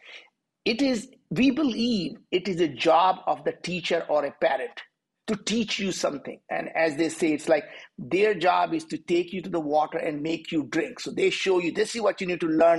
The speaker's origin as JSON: {"language": "English", "country": "India", "tie": "born or raised there", "moved": "as an adult", "lives_now": "United States", "said": "I'm from India."}